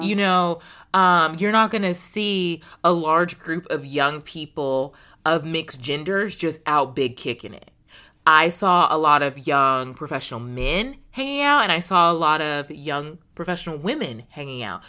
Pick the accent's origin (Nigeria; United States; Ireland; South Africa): United States; as an American woman